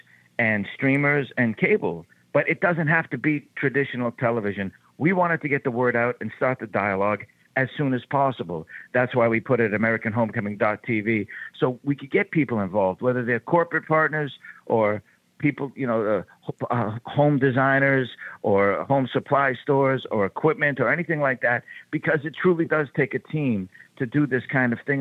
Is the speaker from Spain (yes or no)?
no; Boston, Massachusetts, United States; So Southie is the neighborhood in which I grew up in Boston